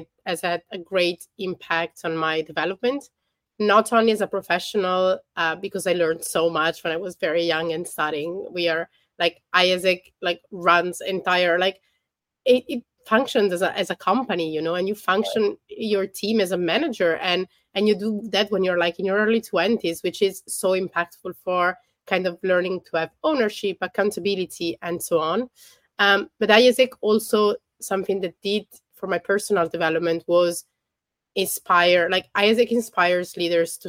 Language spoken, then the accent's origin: English; Milan, Lombardy, Italy; I'm from Milan, so it was my hometown.